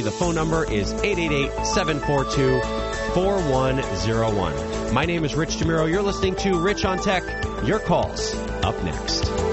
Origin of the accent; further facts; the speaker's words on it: New Jersey, United States; my Friday nights growing up in New Jersey